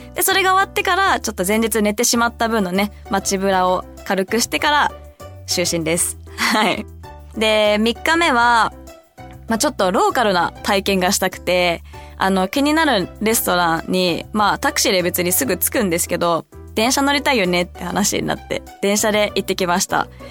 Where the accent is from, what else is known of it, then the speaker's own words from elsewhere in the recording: United States; also born or lived in Hong Kong; アメリカで育った